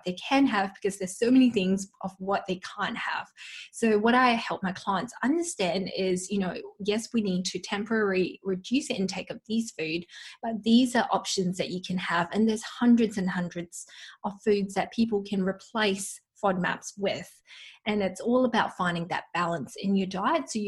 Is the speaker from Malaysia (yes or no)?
yes; Malaysia; moved away; I come from Malaysia, so I've got an Asian heritage, and back home, you know, my mum would use lots of garlic and onion in her cooking